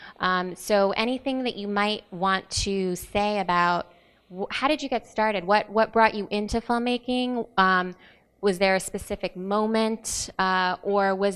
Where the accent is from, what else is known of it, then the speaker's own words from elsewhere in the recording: West Texas, United States; I grew up in West Texas